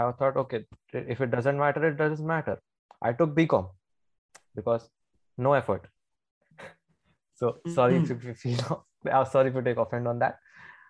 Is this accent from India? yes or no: yes; Ulhasnagar, Maharashtra, India; I am from Ulhasnagar as well